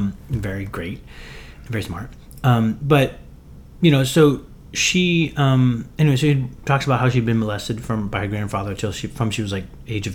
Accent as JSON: {"language": "English", "region": "Western Pennsylvania", "country": "United States", "tie": "born or raised there", "said": "where I grew up in Western Pennsylvania, there's like such a stigma against like mental illness and therapy."}